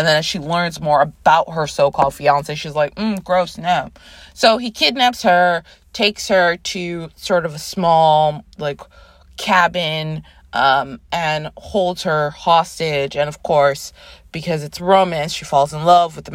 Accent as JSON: {"language": "English", "town": "Toronto", "region": "Ontario", "country": "Canada", "tie": "born or raised there", "moved": "as an adult", "lives_now": "New York City, United States", "said": "I was born in New York City, grew up in Toronto, Canada. I moved back to New York in 2010"}